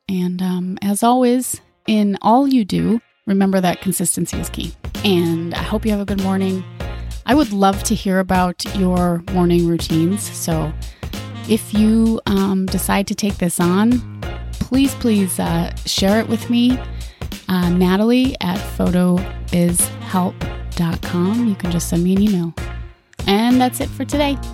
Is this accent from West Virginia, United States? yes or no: no; Minnesota, United States; moved away as an adult; also born or lived in Hawaii; Minnesota, my home state